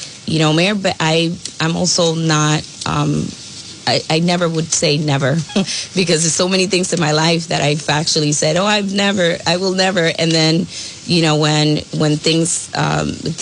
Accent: New York City, New York, United States; moved away as an adult; also born or lived in Milford; now in Woonsocket, United States; I was born in Brooklyn, New York, and I moved to the area of New England right before I married my husband of 23 years.

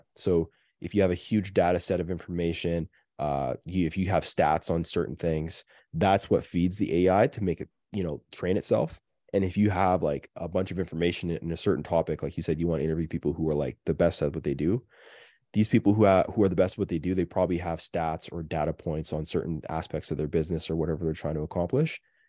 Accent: Canada; I'm sorry. I'm so Canadian. I can't even help it anymore.

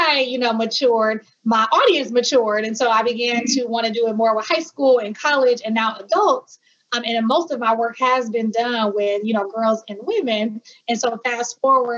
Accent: Milwaukee, Wisconsin, United States; also born or lived in Hampton, Virginia; I am from Milwaukee, Wisconsin. My family is also from Milwaukee, Wisconsin as well, even though we have some roots in Mississippi. But we were in Milwaukee my whole life

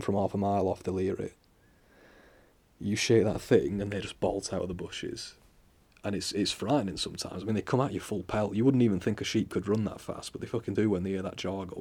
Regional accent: England, United Kingdom; I'm from England.

